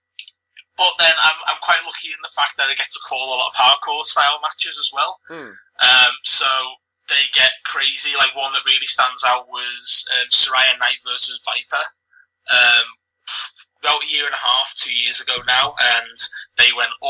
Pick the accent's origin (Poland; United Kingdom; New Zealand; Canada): United Kingdom; Liverpool, North West England; accent: Scouse; you can tell by my accent, I'm a Scouser, I'm proud of it. I haven't got the strongest Liverpool accent